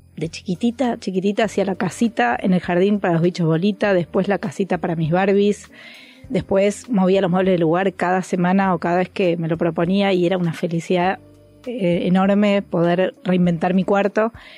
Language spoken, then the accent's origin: Spanish; Argentina; moved away as an adult; also born or lived in Mexico City, Mexico; nos vinimos a casa de Argentina y volvimos a instalarnos en México